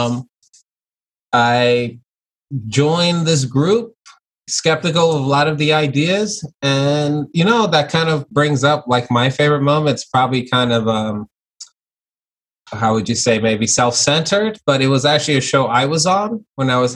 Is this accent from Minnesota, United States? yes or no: no; New York City, New York, United States; also born or lived in Long Island; I was born in Flatbush, Brooklyn. And then I moved to Long Island